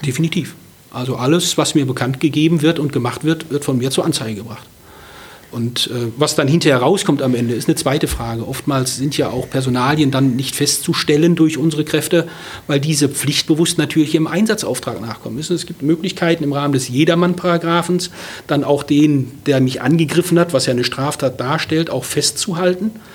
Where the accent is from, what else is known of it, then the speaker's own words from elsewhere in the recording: Ruhr area, North Rhine-Westphalia, Germany; now in Berlin, Germany; ich bin viele Jahre im Pott groß geworden